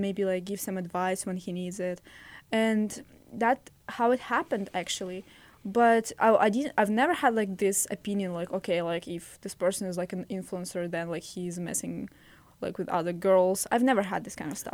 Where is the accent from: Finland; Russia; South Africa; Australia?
Russia; English is a second language; now in United States; I'm from Russia.